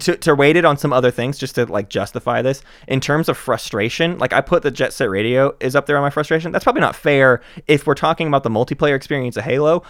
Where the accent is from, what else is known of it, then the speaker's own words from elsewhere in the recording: the South, United States; We're from the South